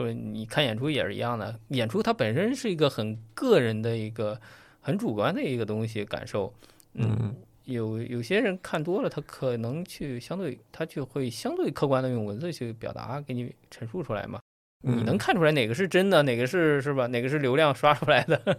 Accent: China; 还是我们中国人相对来说比较内敛

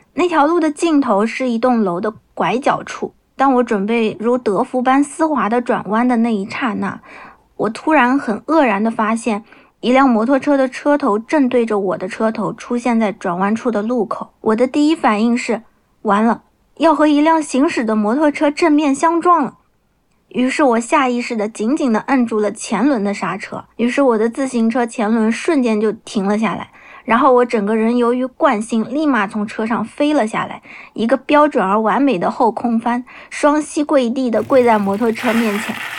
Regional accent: Nanjing, Jiangsu, China; 我来自江苏南京，目前从事的是儿童绘本插画师的工作

